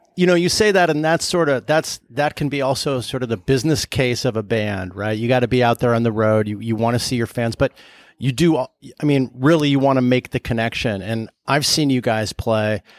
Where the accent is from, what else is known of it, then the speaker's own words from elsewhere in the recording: Southern California, United States; I'm from Southern California